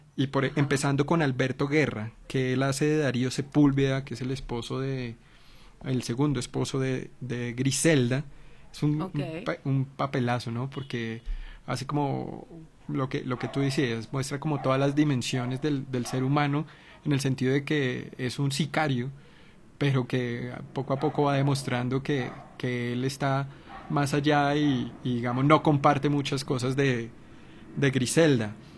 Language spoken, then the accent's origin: Spanish; Colombia; como colombianos